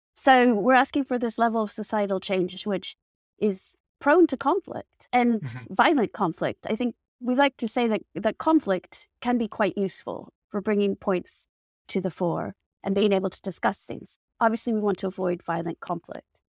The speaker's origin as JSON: {"language": "English", "country": "United States", "said": "So I'm American."}